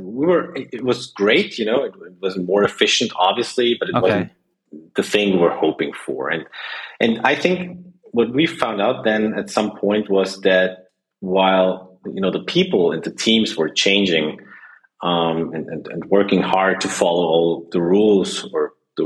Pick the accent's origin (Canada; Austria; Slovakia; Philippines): Austria; as people can hear, I'm from Austria